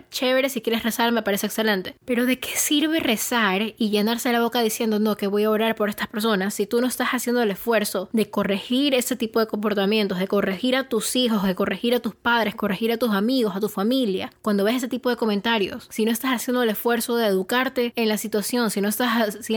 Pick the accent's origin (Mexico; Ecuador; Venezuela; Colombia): Ecuador; que soy una persona, sí, soy ecuatoriana, soy latina, pero soy de tez bastante clara